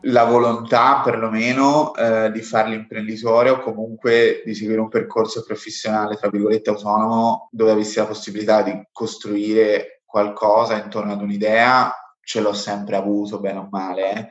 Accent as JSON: {"language": "Italian", "town": "Montespertoli", "region": "Tuscany", "country": "Italy", "also_born_or_lived": "Hong Kong", "moved": "yes", "said": "io vengo da un piccolo paesino in Toscana"}